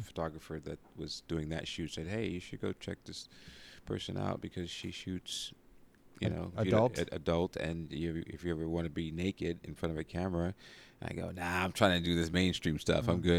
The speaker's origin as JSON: {"language": "English", "town": "Brooklyn", "region": "New York", "country": "United States", "lives_now": "Los Angeles, United States", "said": "Brooklyn, New York."}